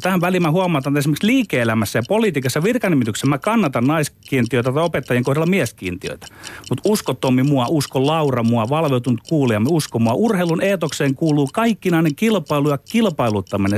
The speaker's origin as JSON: {"language": "Finnish", "region": "Ostrobothnia", "country": "Finland", "said": "meillä Pohjanmaalla on tapana"}